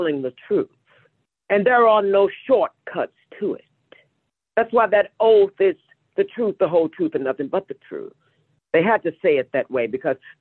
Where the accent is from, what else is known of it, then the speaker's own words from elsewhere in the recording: Kinloch, Missouri, United States; moved away; I'm originally from St. Louis, Missouri, a small town on the outskirts. It's called Kinloch, Missouri